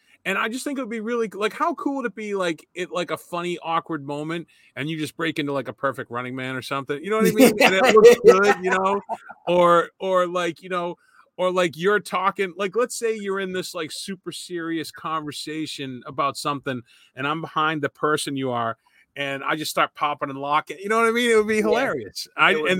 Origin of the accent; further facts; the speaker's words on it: Boston, Massachusetts, United States; I was from Boston.